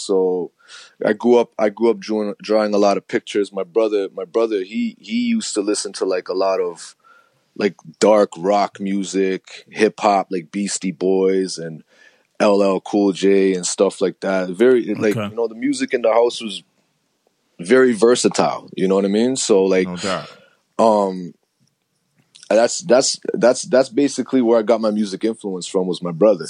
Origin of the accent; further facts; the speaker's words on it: Toronto, Ontario, Canada; I grew up in an area called Rexdale. It's in Toronto